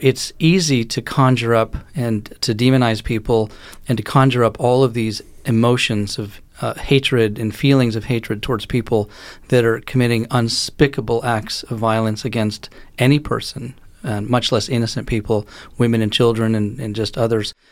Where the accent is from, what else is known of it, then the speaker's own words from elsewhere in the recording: Israel; moved away; I grew up in Israel and, you know, my mother lives there, my sister lives there.